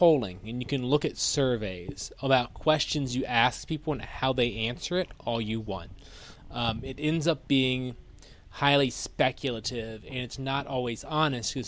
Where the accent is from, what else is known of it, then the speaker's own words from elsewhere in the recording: United States; we as American people